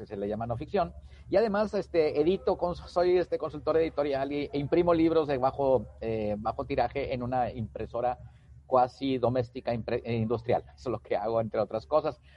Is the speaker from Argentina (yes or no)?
no; Tamaulipas, Mexico; also born or lived in Pachuca, Hidalgo; now in Nuevo León, Mexico; soy de Tamaulipas, vivo en el estado de Nuevo León desde hace mucho tiempo